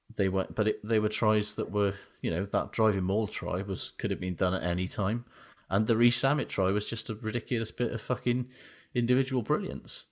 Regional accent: Aberdeen, Scotland, United Kingdom; I'm from Aberdeen

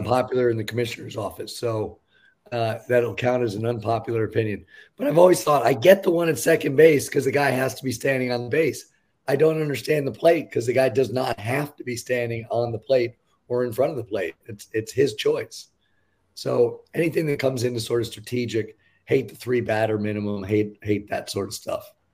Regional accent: New York, United States; I grew up in New York, a Mets fan

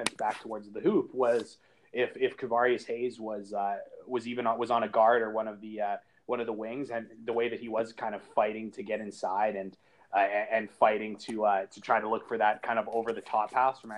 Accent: Canada; I'm Canadian

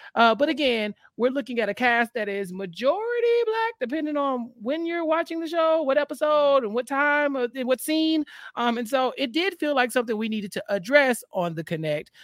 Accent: Texas, United States; Texas, my hometown

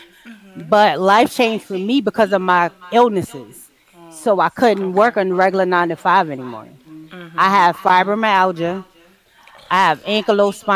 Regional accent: Cross, South Carolina, United States; now in Troy, New York, United States; I'm originally from Cross, South Carolina.

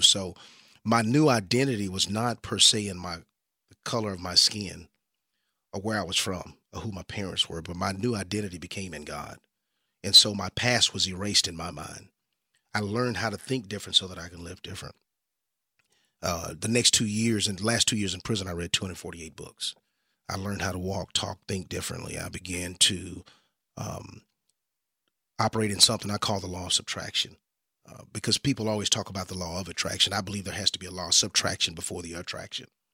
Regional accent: Dallas, Texas, United States; I grew up here in the Dallas-Fort Worth area

